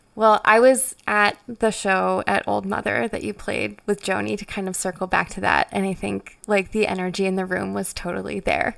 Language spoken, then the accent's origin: English; Frederick, Maryland, United States; Frederick is my hometown